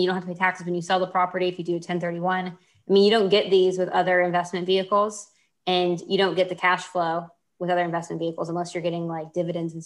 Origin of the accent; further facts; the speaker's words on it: Houston, Texas, United States; I grew up in Houston